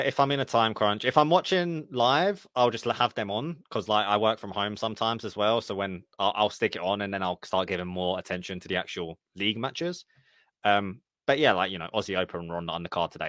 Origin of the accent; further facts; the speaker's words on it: United Kingdom; I'm happy to be known as the British friend